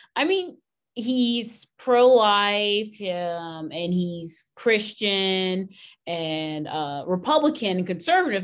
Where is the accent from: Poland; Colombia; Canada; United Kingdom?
Canada; now in Texas, United States; where I grew up in Canada